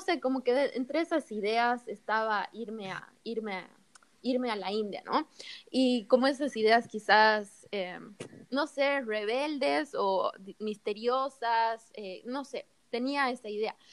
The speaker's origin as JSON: {"language": "Spanish", "region": "Cochabamba", "country": "Bolivia", "tie": "born or raised there", "moved": "as an adult", "lives_now": "Santa Cruz, Bolivia", "said": "soy cochabambina, nací allá y, y bueno, estuve toda mi vida en Cocha y terminando el colegio, literal, al día siguiente nos vinimos a vivir a Santa Cruz"}